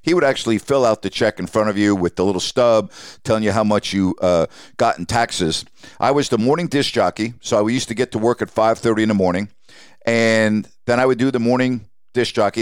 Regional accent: Syosset, New York, United States; moved away as an adult; also born or lived in Bowling Green, Ohio / Sacramento; I grew up in Syosset, New York, on Long Island

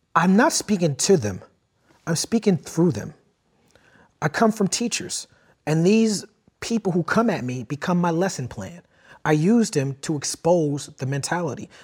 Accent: New York City, New York, United States; I grew up in Brooklyn.

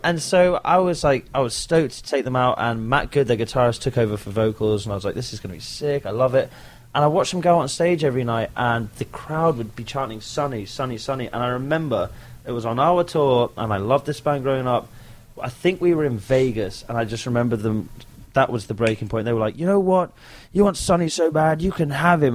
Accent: London, United Kingdom; That's my hometown, London. I'm from London

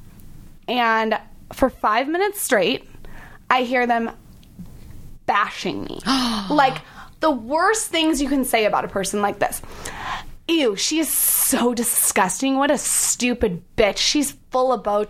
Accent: San Diego, California, United States; I'm from San Diego

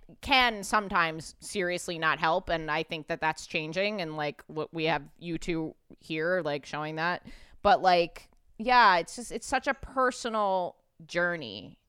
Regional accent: New York City, New York, United States; Like I grew up totally secular in New York City.

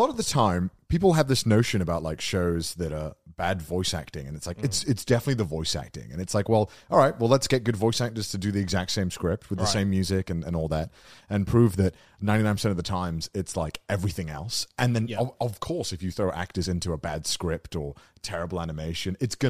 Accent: United Kingdom; I'm British

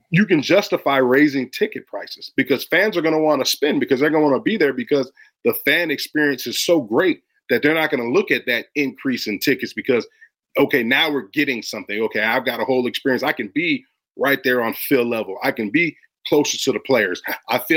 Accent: Florida, United States; moved away; also born or lived in Chicago; I'm from Florida.

